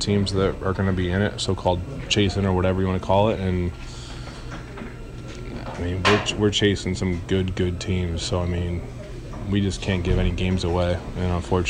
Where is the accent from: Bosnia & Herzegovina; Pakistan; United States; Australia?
United States; Pleasanton, California; I'm from Pleasanton, and this is A's Baseball.